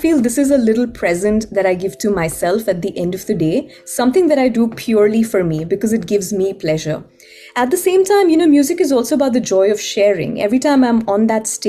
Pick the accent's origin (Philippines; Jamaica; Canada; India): India; Ahmedabad, Gujarat; moved away as an adult; now in Seattle, United States; I was born and raised in Ahmedabad